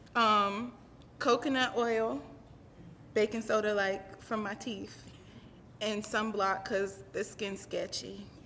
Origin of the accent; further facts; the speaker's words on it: New York, United States; moved away as an adult; now in South Carolina, United States; I was raised in New York. I'm my family moved me down there when I was one